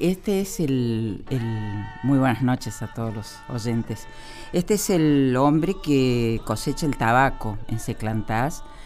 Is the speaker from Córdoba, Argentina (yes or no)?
yes; Villa Tulumba, Córdoba, Argentina; now in Buenos Aires, Argentina; Volví donde nací, en Tulumba, la de Departamento Tulumba